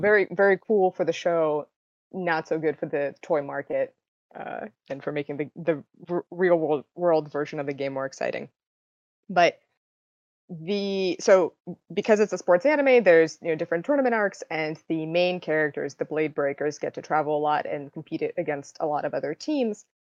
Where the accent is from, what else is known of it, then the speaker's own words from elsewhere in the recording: Russia; now in United States; I was born in Russia and eventually moved to the States